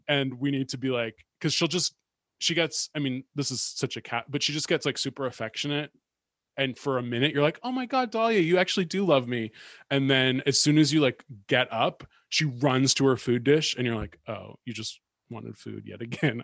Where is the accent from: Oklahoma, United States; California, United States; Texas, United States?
California, United States; moved away; also born or lived in New York; when I was growing up in California